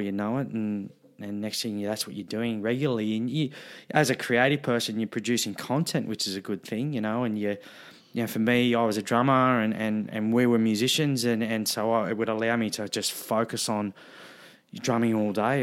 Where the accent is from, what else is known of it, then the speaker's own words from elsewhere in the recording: Wollongong, New South Wales, Australia; I was a, a teenager growing up in Wollongong